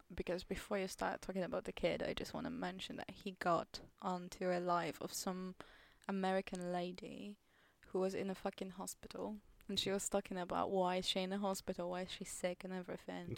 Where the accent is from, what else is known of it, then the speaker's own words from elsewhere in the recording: Poland; English is a second language; moved away as an adult; now in England; the only job available in my hometown at the moment in Poland